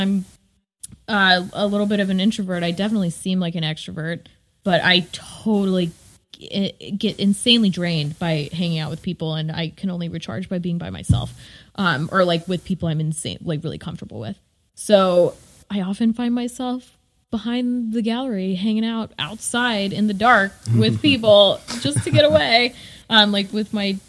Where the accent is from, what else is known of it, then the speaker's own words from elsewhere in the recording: the South, United States; growing up in the South